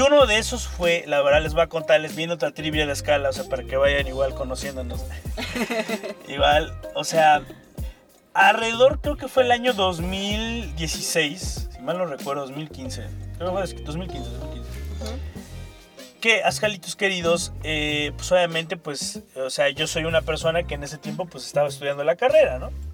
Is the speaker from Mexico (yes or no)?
yes; Veracruz, Mexico; vengo de Veracruz